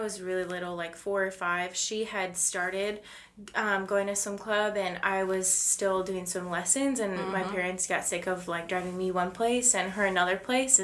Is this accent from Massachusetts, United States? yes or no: no; northern Iowa, United States; grew up in northern Iowa